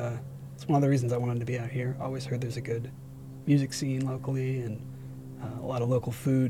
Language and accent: English; an island outside of Seattle, Washington, United States; moved away as an adult; also born or lived in San Francisco; now in Portland, United States; I grew up on an island outside of Seattle, Washington.